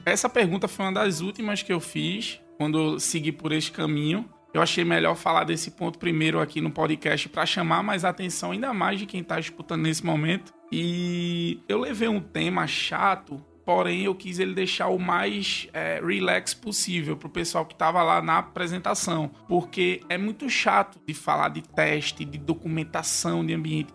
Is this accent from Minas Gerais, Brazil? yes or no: no; Recife, Pernambuco, Brazil; Porque eu sou daqui de Recife, então o sotaque é bem forte